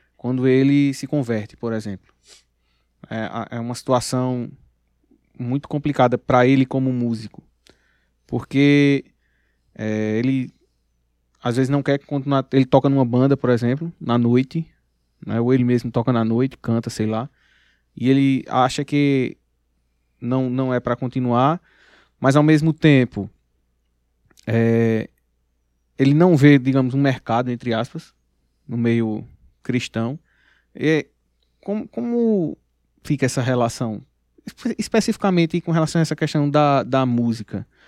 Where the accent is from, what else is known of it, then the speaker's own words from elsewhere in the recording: interior of Pernambuco, Brazil; nós somos do interior de Pernambuco